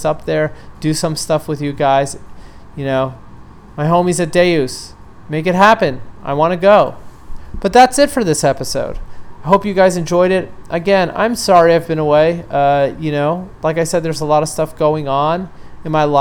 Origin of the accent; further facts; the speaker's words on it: New York City, New York, United States; my hometown of New York City